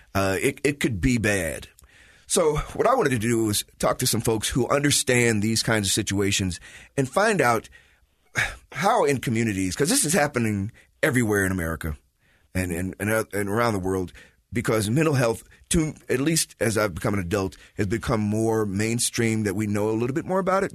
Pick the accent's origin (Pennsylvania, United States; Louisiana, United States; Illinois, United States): Illinois, United States; Chicago; now in Utah, United States; I'm from Chicago, been watching that for 40, 50 years.